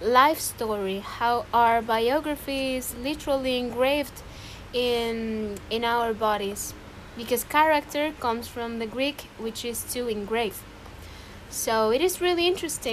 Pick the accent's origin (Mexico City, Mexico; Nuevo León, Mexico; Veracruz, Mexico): Veracruz, Mexico; Xalapa; I am from Jalapa, Veracruz, Mexico